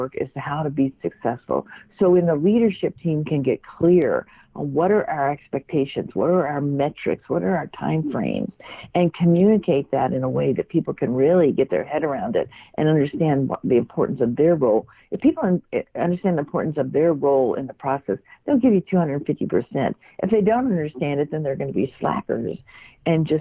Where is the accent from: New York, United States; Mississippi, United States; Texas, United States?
Mississippi, United States; I grew up in Mississippi and went to work at a very young age